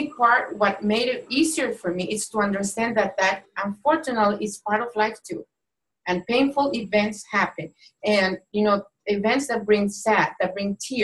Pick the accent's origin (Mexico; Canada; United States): Mexico; moved away; I was born and raised in Mexico